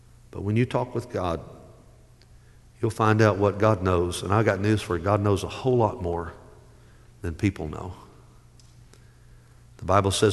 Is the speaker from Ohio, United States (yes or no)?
no; Dyersburg, Tennessee, United States; I grew up in Dyersburg, Tennessee